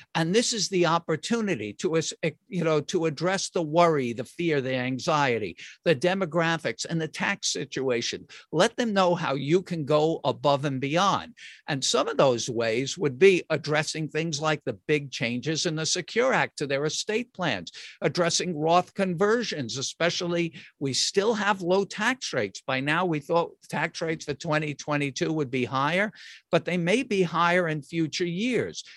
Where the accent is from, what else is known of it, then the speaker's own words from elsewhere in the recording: New York, United States; I'm from New York